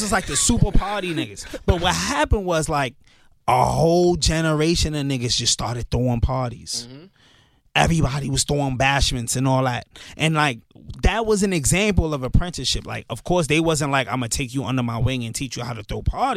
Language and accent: English; New York City, New York, United States; moved away as an adult; also born or lived in Pennsylvania; grew up in Canarsie, but like, when I graduated high school, my parents moved to Pennsylvania